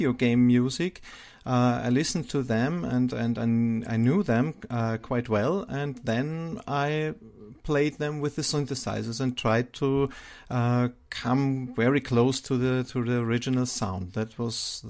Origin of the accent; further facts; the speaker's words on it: Austria; growing up in Austria, Europe, where I live